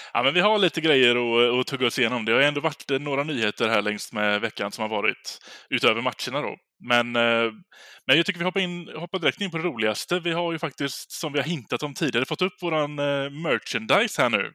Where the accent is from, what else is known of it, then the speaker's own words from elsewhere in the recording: Gothenburg, Västra Götaland, Sweden; som göteborgare